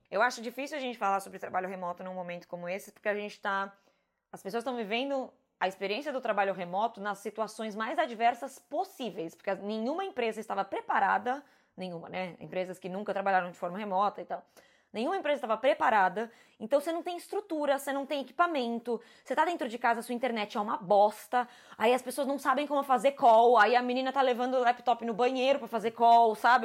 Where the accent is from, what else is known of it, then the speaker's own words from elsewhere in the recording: São Paulo, Brazil; moved away as an adult; São Paulo é muito a minha cidade